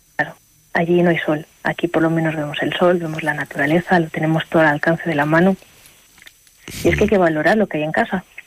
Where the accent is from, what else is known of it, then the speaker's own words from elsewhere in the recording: Aguilar de Campoo, Castile and León, Spain; moved away as an adult; also born or lived in Ireland; yo soy de Aguilar, hay que decir que soy de Aguilar